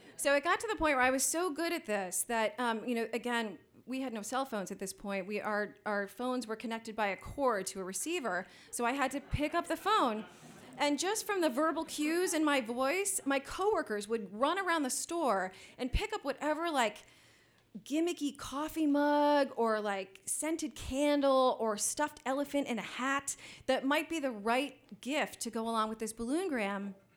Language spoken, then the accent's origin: English; Columbus, Ohio, United States; the new wave scene of Columbus, Ohio, which was my hometown